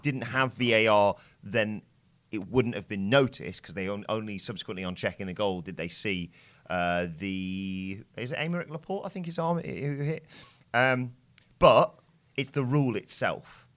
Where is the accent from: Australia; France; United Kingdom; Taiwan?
United Kingdom; England; we're English